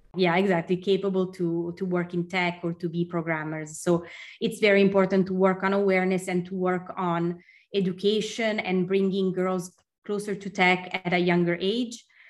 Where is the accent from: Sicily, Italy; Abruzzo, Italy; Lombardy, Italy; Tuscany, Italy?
Lombardy, Italy; Milan; moved away as an adult; also born or lived in Stockholm, Sweden; when I moved back to my hometown in Milan